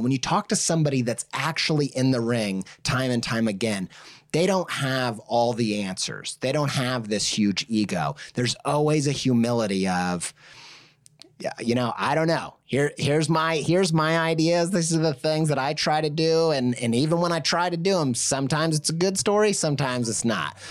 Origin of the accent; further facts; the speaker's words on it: Indiana, United States; I grew up in the Midwest, uncultured